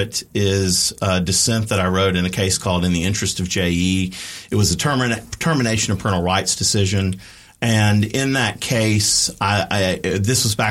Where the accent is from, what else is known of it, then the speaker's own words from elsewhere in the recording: Macon, Georgia, United States; my hometown of Macon, Georgia